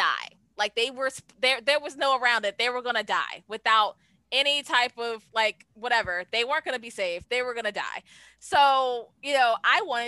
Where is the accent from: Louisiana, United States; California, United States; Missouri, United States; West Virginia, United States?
Louisiana, United States; New Orleans; I'm from New Orleans